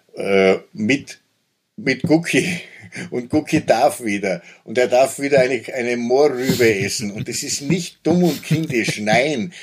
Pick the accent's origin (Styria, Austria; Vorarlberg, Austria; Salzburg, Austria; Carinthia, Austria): Styria, Austria; Köflach; in meiner Heimatstadt Köflach, das ist so eine äh, Industriestadt gewesen